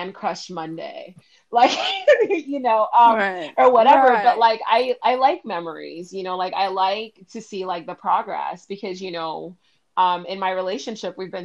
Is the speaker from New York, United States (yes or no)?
no; Miami, Florida, United States; I grew up in Miami